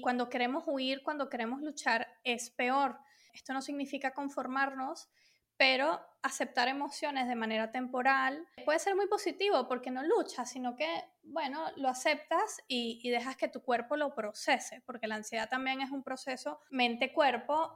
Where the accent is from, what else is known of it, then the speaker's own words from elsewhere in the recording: Venezuela; moved away as an adult; also born or lived in London; now in Spain; originalmente soy de Venezuela, entonces digamos que me crié allí